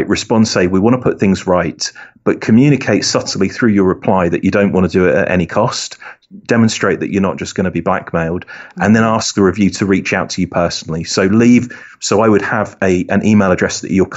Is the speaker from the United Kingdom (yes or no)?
yes; United Kingdom; accent: British; my British accent